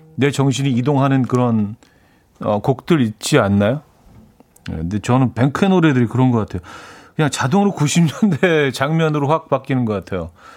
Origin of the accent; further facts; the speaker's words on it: Seoul, South Korea; 제가, 제가 중학교 때까지만 해도 반포 쪽에 살았었는데